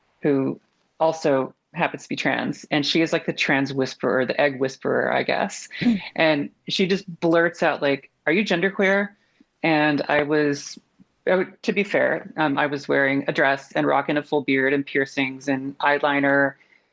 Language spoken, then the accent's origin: English; Texas, United States; now in Portland, United States; I grew up in Texas